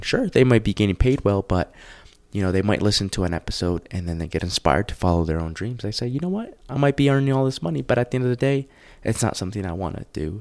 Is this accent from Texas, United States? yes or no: no; New Jersey, United States; moved away as an adult; also born or lived in Los Angeles, California / Tucson, Arizona; now in Colorado Springs, United States; I grew up in New Jersey.